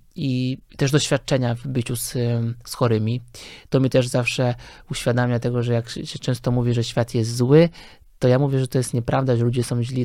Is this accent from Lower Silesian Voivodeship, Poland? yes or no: yes; Lower Silesian Voivodeship, Poland; moved away as an adult; also born or lived in Wrocław; now in Warsaw, Poland; jestem generalnie z Dolnego Śląska